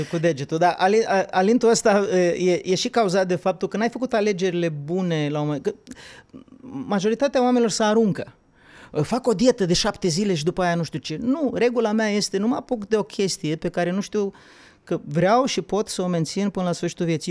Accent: Bukovina, Romania; eu sunt din Bucovina

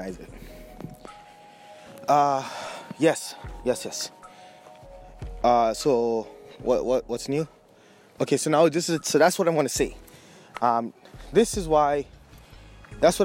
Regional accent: Jamaica; moved away; also born or lived in Surrey, British Columbia; I grew up with in Jamaica

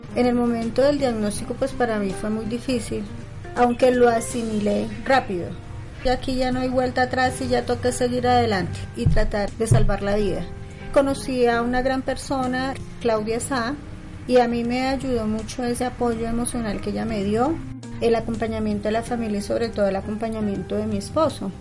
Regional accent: El Espinal, Tolima, Colombia; also born or lived in Ibagué; Yo nací en Ibagué, pero pues desde muy pequeña mis padres se fueron a vivir al Espinal, que es muy cerca de Ibagué, y pues me considero más espinaluna que ibaguereña. Ahí transcurrió pues toda mi niñez en el Espinal y la adolescencia

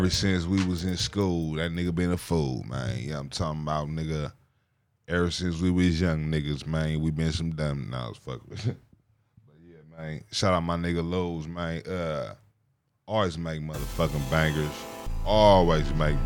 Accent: Oakland, California, United States; when I was growing up, right, I'm from the Bay, nigga. I'm from Oakland, California

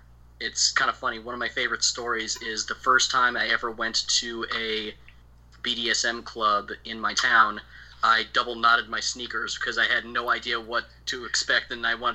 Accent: Midwest, United States; Raised in the suburbs of a major Midwest city. Fairly boring upbringing

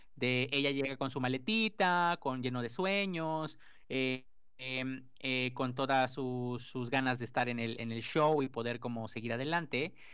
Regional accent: Mexico; nosotros como mexicanos

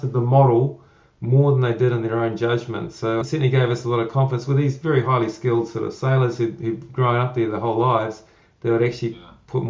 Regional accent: New Zealand; doing this job here in New Zealand, I'm a Kiwi

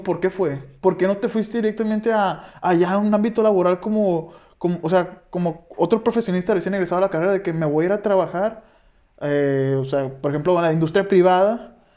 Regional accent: Guasave, Sinaloa, Mexico; yo de donde soy de Guasave

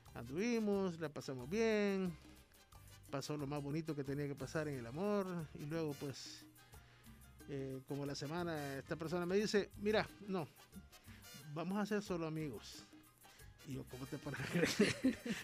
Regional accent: San Miguel, El Salvador

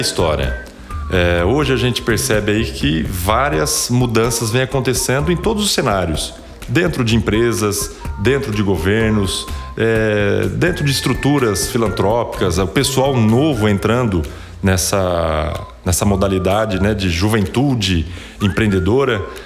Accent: Araçatuba, São Paulo, Brazil; eu nasci na cidade de Araçatuba

